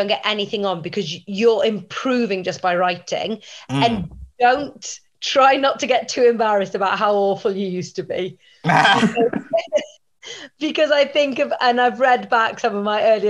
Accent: Welsh, Wales, United Kingdom; I'm Welsh

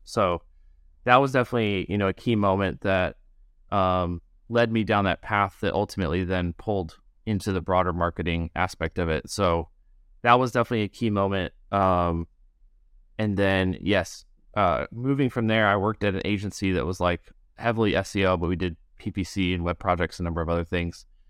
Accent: rural Midwest of the United States, United States; also born or lived in Chicago area; I grew up in, like, a rural area in Midwest of the United States

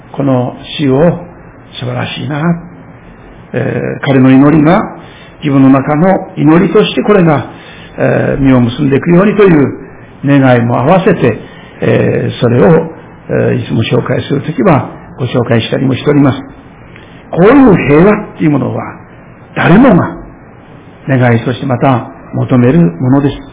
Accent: Shirakawa, Fukushima, Japan; moved away; 私の故郷でありますけれども、えー、当時の会津藩に属しておりました白川藩が

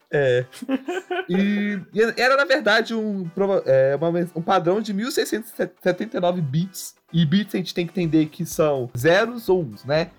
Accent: Brazil; a nossa realidade como brasileiros

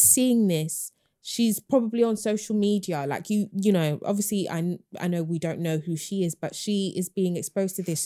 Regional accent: London, United Kingdom; I grew up in Hackney

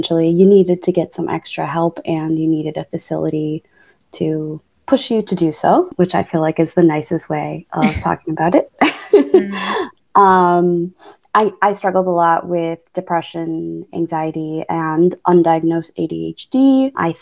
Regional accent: Buffalo, New York, United States; I was born and raised in Buffalo, New York. I stayed there until I was about 18

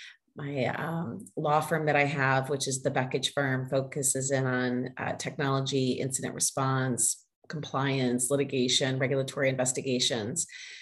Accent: Southern United States, United States; accent: Southern; I worked with a voice coach to help reduce my Southern accent at the time.

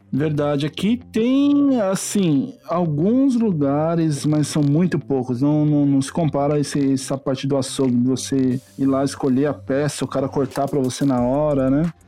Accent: Jacareí, São Paulo, Brazil; moved away as an adult; Jacareí, que é a minha cidade natal, onde meus pais moravam

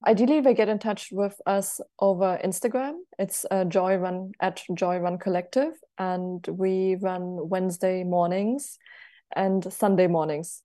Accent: Germany; also born or lived in United States; I'm also from Germany

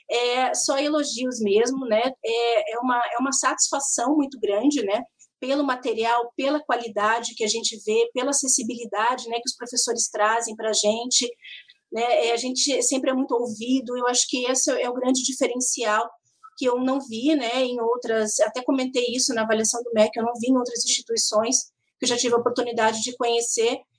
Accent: Curitiba, Paraná, Brazil; Então eu sou de Curitiba também é, tenho mestrado e agora estou fazendo bacharelado em geografia

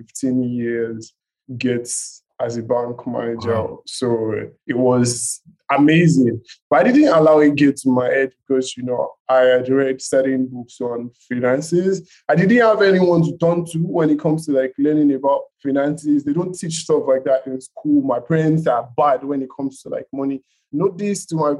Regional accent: Nigeria; being a Nigerian

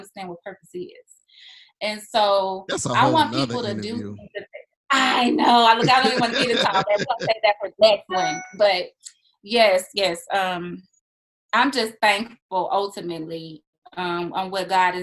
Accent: Monroe, Louisiana, United States; moved away as an adult; also born or lived in Baton Rouge, Louisiana / Terry, Mississippi; now in Texas, United States; I was born in Baton Rouge, but I grew up primarily in Monroe, Louisiana

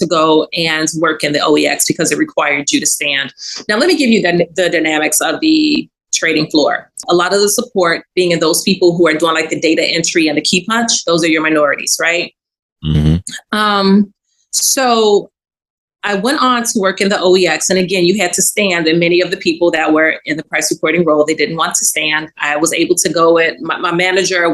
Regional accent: Chicago, Illinois, United States; I grew up on the West Side of Chicago, public housing, single mother, hardworking single mother

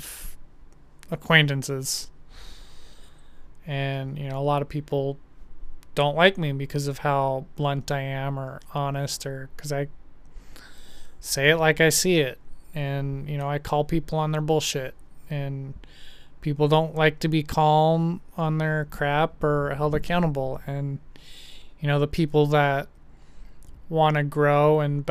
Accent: Idaho, United States; growing up in Idaho, more conservative, Republican

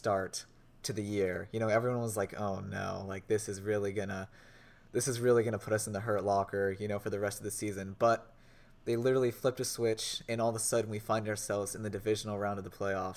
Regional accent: Indianapolis, Indiana, United States; I grew up in Indianapolis, grew up in the Peyton Manning era

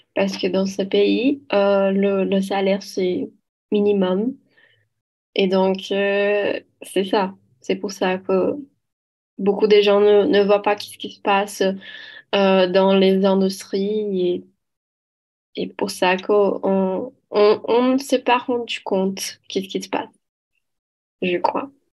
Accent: Belo Horizonte, Minas Gerais, Brazil; French is a second language; je viens de Belo Horizonte, à Minas Gerais

